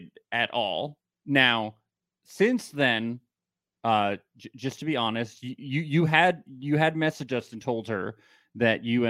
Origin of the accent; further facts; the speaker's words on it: New Jersey, United States; I'm from New Jersey